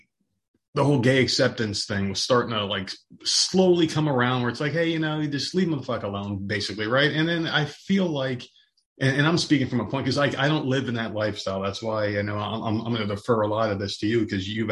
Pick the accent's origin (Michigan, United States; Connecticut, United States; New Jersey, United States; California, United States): New Jersey, United States; Middlesex; I grew up in New Jersey, just like you, in a very small town called Middlesex